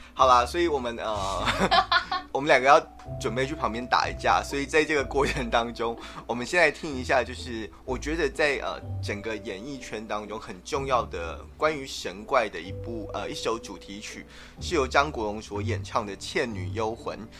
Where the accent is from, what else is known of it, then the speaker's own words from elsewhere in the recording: Taiwan; 我们台湾人习惯用Line